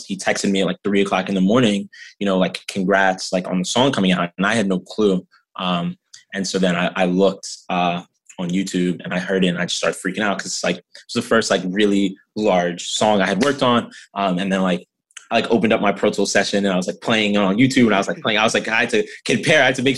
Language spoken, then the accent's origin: English; Philadelphia, Pennsylvania, United States; also born or lived in New York; So I was actually born in New York, but I moved to Philly when I was 11 or 12, somewhere around then. So Philly is definitely like home. That's where I grew up